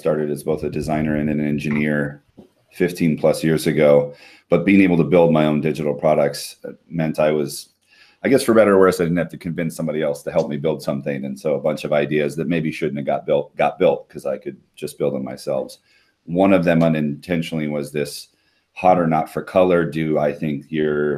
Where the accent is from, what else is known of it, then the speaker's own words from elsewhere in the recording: Hawaii, United States; moved away as an adult; My wife and I are both born and raised in Hawaii